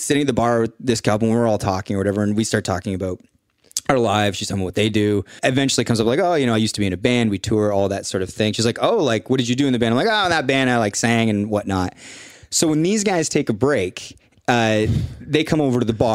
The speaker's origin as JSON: {"language": "English", "country": "Canada", "said": "I'm from Canada."}